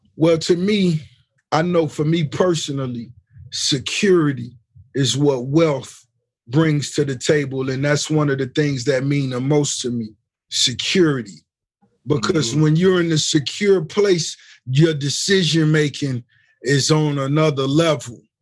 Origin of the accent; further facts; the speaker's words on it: Miami, Florida, United States; the hip hop scene in Miami, you know, when I was a youngster